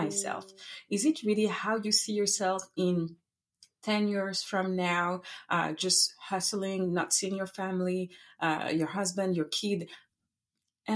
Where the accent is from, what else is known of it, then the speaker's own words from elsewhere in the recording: Paris, Île-de-France, France; English is a second language; moved away as an adult; now in Montreal, Canada; originally I'm from France. I was born and raised in Paris